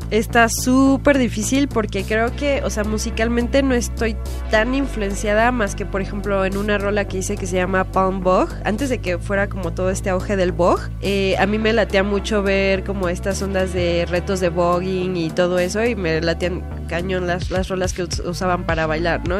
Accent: Mexico; now in Mexico City, Mexico; yo soy una provinciana que vino a cumplir sus sueños a la Ciudad de México

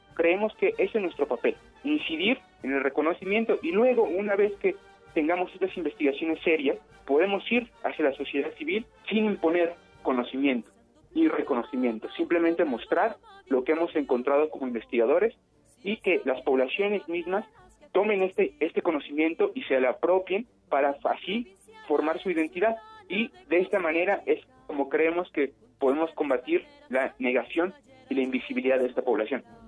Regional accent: Mexico; todos somos mexicanos

